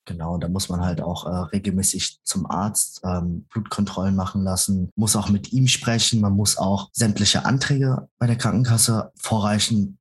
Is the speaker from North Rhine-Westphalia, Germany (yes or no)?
no; Frankfurt am Main, Hesse, Germany; ich bin in Frankfurt am Main geboren